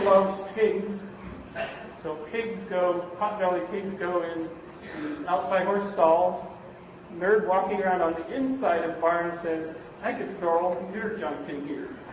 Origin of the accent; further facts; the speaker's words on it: Canada; now in Bay Area, United States; I'm from Canada, you can't tell. You might have thought I was in Minnesota, but no. I'm from the Great Pink North.